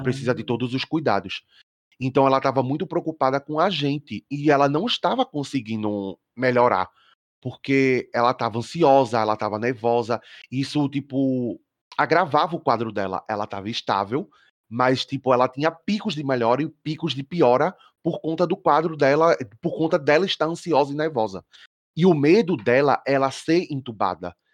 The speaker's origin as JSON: {"language": "Portuguese", "town": "Olinda", "region": "Pernambuco", "country": "Brazil", "said": "Eu sou de uhum. Olinda, Pernambuco"}